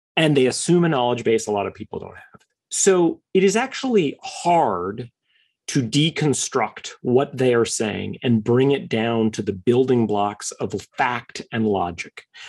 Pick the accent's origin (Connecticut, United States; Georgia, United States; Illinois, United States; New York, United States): New York, United States; I am a New Yorker by birth, third generation New Yorker.